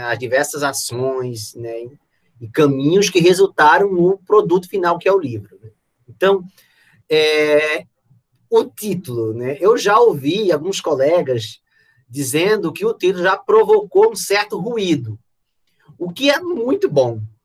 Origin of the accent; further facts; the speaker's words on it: Pernambuco, Brazil; lá no Pernambuco, né, no meu estado natal